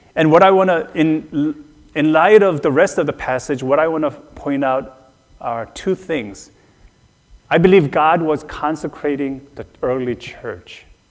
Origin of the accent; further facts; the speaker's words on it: South Korea; moved away; Growing up in Korea, but especially on the mission field